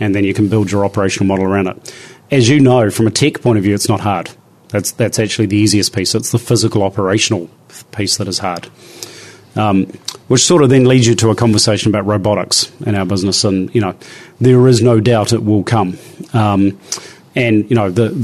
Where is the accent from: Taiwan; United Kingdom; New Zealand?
New Zealand; as a New Zealander